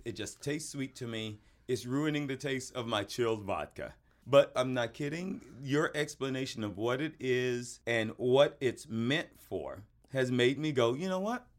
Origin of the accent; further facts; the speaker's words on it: the South, United States; We're both Southerners